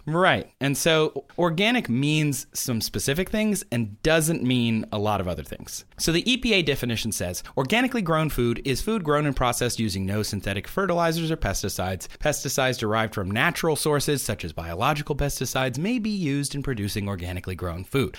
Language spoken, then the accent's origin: English; Midwest, United States; now in Los Angeles, United States; I'm from the Midwest, uh, where the corn comes from.